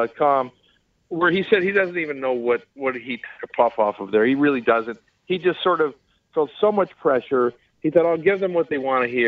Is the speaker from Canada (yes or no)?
yes; Canada; as a Canadian